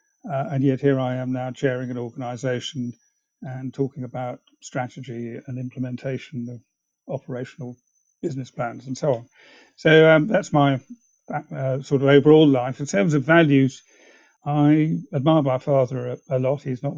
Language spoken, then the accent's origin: English; England, United Kingdom; also born or lived in China / East Africa; Well, I was born in China, but had to leave that when I was 2 months old. My father worked in the oil industry, and actually I spent a lot of my childhood in East Africa, and before coming back to England to go to school.